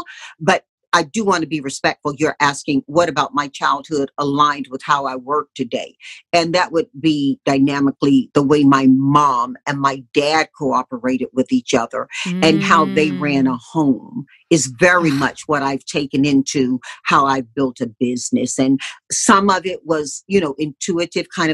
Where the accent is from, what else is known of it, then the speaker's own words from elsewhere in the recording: Tarboro, North Carolina, United States; growing up in my hometown of Tarboro